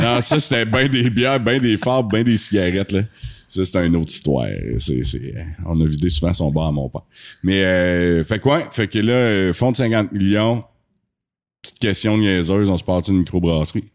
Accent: Asbestos, Quebec, Canada; on est natif du site d'Asbestos, on est vraiment fiers d'être ici.

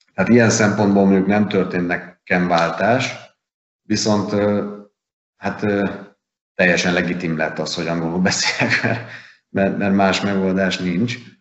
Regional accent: Hungary; nekem magyarként

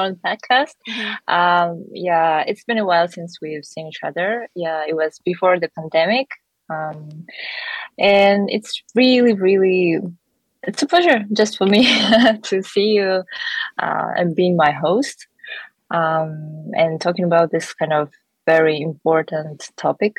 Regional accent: Atbasar, Akmola Region, Kazakhstan; born or raised there; first language Russian; English is a second language; moved away as an adult; also born or lived in Slovakia / Israel; now in South Korea

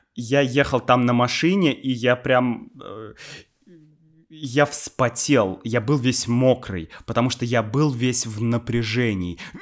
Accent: Saint Petersburg, Russia; я из Питера, там всё такое культурное

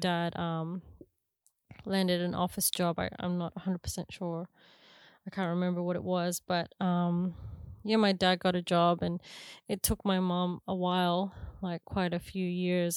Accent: Canberra, Australian Capital Territory, Australia; moved away as an adult; now in New Zealand; I grew up in Canberra

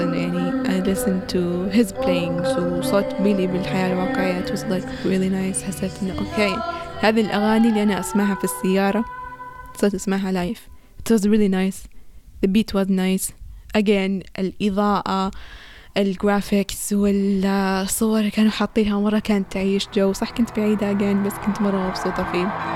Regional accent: Saudi Arabia; عندنا في السعودية

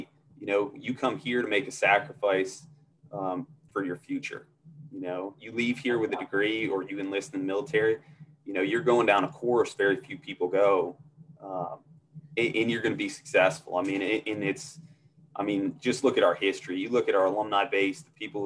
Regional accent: Northeast, United States; moved away as an adult; growing up in the Northeast

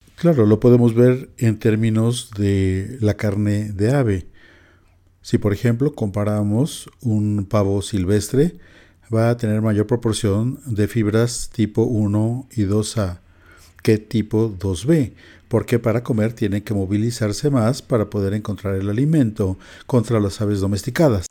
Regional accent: California, United States; nosotros somos de California, allá se usa mucho el menudo

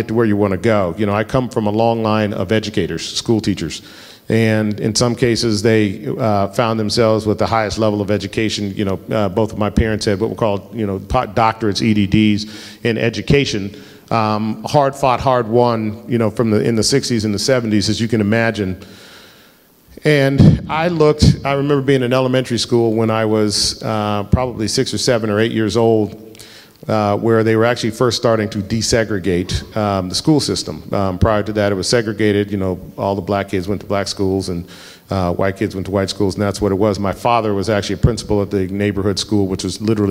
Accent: Denver, Colorado, United States; I grew up in Colorado. I'm the fourth generation in my family from Colorado.

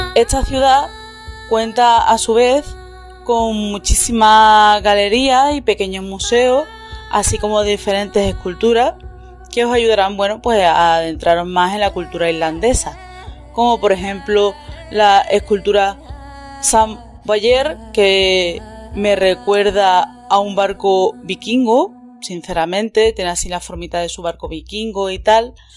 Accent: Andalusia, Spain; moved away; also born or lived in Scotland; yo que vengo del sur de España

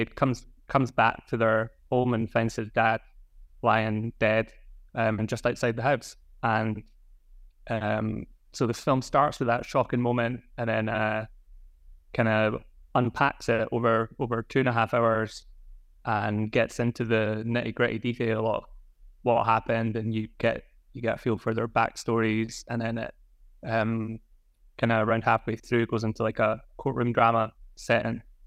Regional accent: Scotland, United Kingdom; Scottish, growing up in Scotland

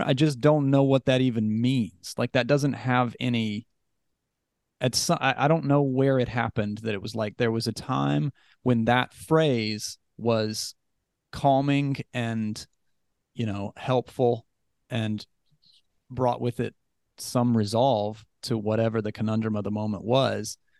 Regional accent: West Virginia, United States; I was raised Christian in West Virginia

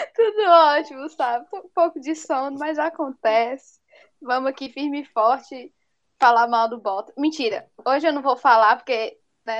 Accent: Bahia, Brazil; eu sou baiana

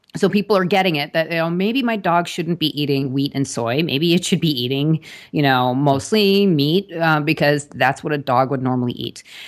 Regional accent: Long Island, New York, United States; I grew up on Long Island, actually, right outside of New York

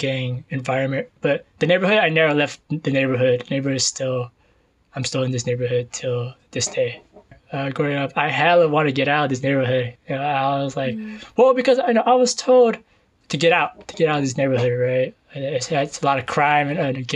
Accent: San Jose, California, United States; I was born and raised in East San Jose.

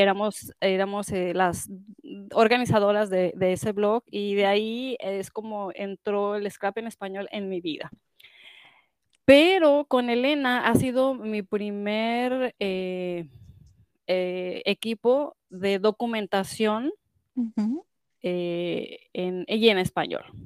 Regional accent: Mexico; moved away as an adult; now in United States; yo eh, nací en Estados Unidos, pero como muchos ah, migrantes, eh, latinos se regresan a su país, mis papás se regresaron a su país, a ah. México, y yo crecí en México

